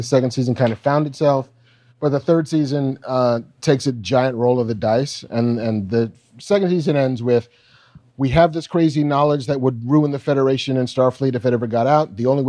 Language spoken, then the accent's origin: English; Baldwin, New York, United States; There was a hobo in the town I grew up in on Long Island in Baldwin